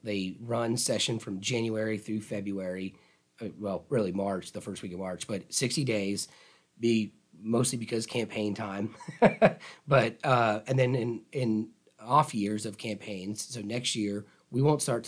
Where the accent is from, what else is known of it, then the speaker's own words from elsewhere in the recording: Tallahassee, Florida, United States; I'm from Tallahassee, a Childs grad, and my dad was the Leon County attorney here, so which kind of kept me in town